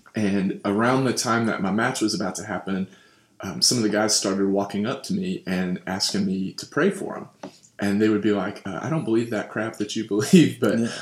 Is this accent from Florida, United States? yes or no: no; Louisville, Kentucky, United States; I am from Louisville, Kentucky